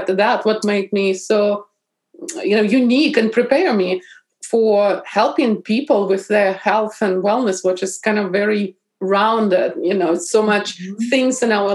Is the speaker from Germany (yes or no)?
no; Bryansk Oblast, Russia; English is a second language; moved away as an adult; also born or lived in St. Petersburg, Russia; now in Seattle area, United States; Originally, I am from Russia. And I was born in Bryansk region.